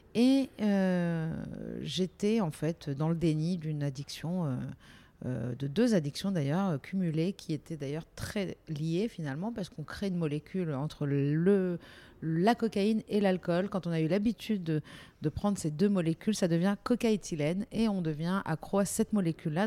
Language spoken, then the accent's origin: French; Nice, Provence-Alpes-Côte d'Azur, France; moved away as an adult; also born or lived in Paris; j'ai quitté Nice et je suis montée à Paris. Je dis montée parce qu'on est, on est niçois ou on l'est pas